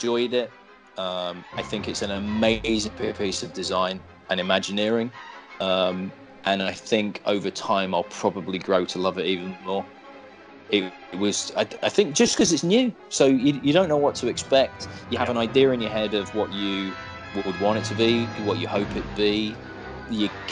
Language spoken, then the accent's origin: English; United Kingdom; I'm British.